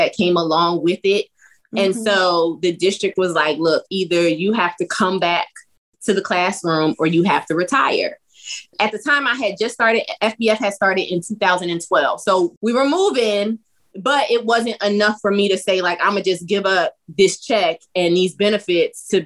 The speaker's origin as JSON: {"language": "English", "region": "South Carolina", "country": "United States", "said": "We're from the South. So we were home in South Carolina"}